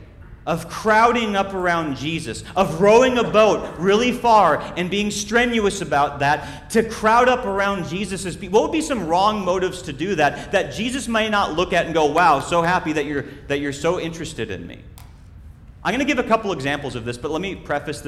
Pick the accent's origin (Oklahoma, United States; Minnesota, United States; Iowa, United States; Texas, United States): Minnesota, United States; When I was growing up in Minnesota, I was cool enough to be in Boy Scouts